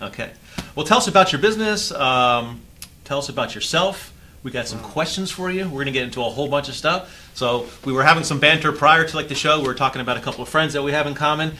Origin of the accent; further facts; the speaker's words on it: Florida, United States; I'm from here